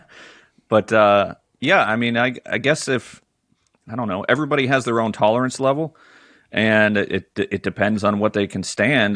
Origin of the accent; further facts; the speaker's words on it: Pennsylvania, United States; also born or lived in Fremont, California; I'm from Pennsylvania, and I'll be going back soon.